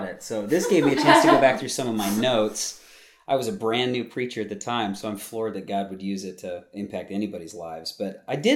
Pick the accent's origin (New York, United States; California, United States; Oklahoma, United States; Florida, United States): California, United States; Southern; I was born and raised in Southern California